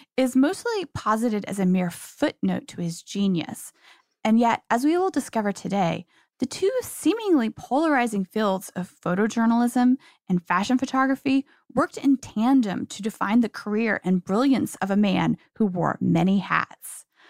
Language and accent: English; Kansas, United States; I grew up in Kansas myself.